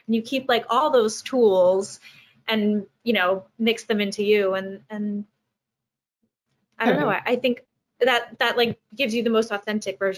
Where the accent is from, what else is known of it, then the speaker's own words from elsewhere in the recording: Long Island, New York, United States; I'm from Long Island, and when I was auditioning for college programs, I was like, "Hey, I'm here to audition," like you know.